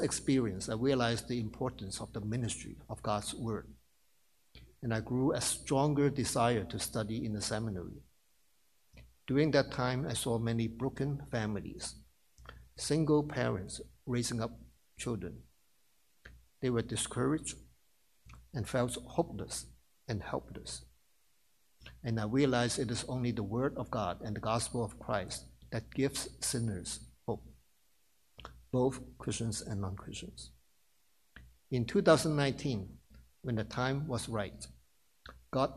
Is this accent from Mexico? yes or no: no; Hong Kong; moved away as an adult; now in New York, United States; I worked 2 years in my home country, Hong Kong, before I moved to New York.